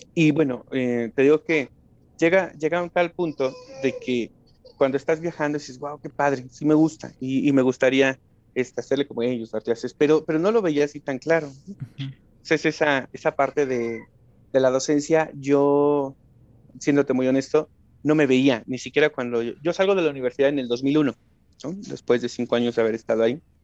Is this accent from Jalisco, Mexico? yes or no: no; State of Mexico, Mexico; also born or lived in Guanajuato; vivimos un corto tiempo en la ciudad, muy corto tiempo, y nos venimos al Estado de México